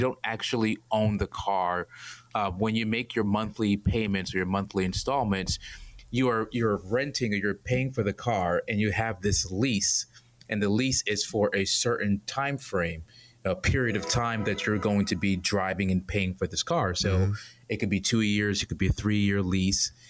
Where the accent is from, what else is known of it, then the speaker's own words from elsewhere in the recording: New York City, New York, United States; moved away as an adult; also born or lived in Atlanta, Georgia; born and raised in Brooklyn, New York.